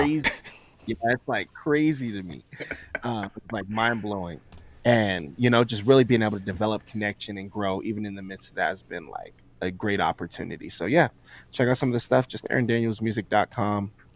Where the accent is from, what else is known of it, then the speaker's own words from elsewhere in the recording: Colorado, United States; also born or lived in Florida; I was born here in Colorado